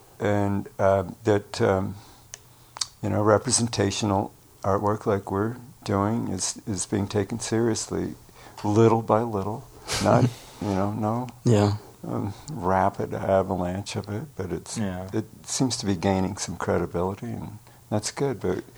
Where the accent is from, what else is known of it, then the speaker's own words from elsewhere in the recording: Glenwood Springs, Colorado, United States; In Glenwood Springs, Colorado